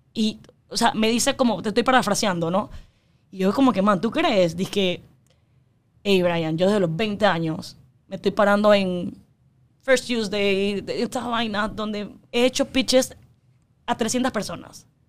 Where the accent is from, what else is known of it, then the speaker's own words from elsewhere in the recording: Panama; yo soy panameña, yo, mis papás son 100% chinos, yo soy 100% china de ADN, pero yo nací aquí y todos mis amigos son de aquí